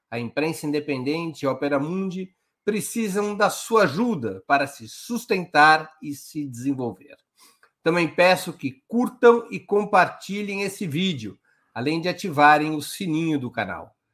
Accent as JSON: {"language": "Portuguese", "region": "São Paulo", "country": "Brazil", "said": "Eu sou corintiano. Sou corintiano, eu sou paulista."}